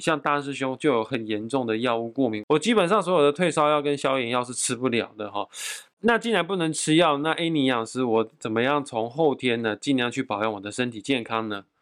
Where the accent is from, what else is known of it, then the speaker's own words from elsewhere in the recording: Taiwan; 我们台湾人